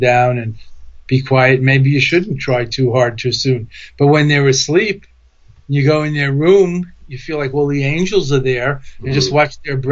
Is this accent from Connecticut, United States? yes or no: no; New York City, New York, United States; accent: Brooklyn; moved away; also born or lived in Boston; I'm from New York originally. I still have a Brooklyn accent